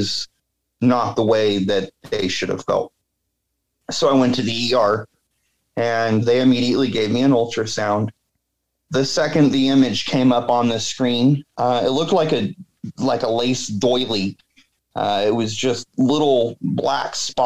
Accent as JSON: {"language": "English", "region": "Washington", "country": "United States", "tie": "born or raised there", "said": "I grew up in Washington"}